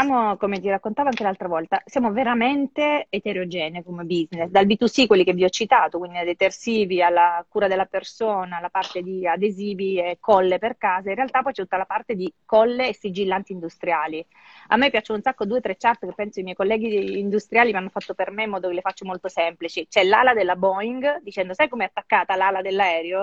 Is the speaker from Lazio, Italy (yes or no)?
no; Sicily, Italy; now in Milan, Italy; da buona siciliana